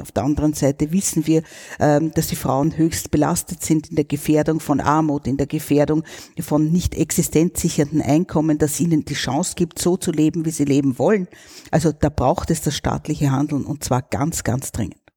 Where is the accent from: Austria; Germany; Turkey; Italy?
Austria; bei uns in Österreich